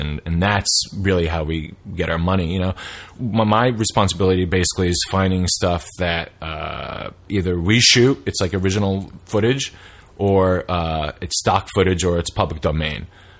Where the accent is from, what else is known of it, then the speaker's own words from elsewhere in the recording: New York City, New York, United States; moved away; I'm from New York City originally, we both are, I'm from New York City